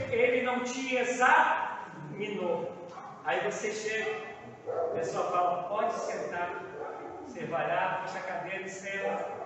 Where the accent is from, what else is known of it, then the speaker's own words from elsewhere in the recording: Campo Grande, Mato Grosso do Sul, Brazil; eu sou nascido e criado em Campo Grande